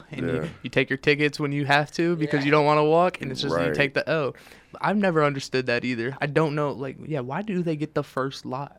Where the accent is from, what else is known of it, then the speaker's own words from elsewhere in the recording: Detroit, Michigan, United States; I'm from Detroit, in Mexican town, their Mexican food goes crazy.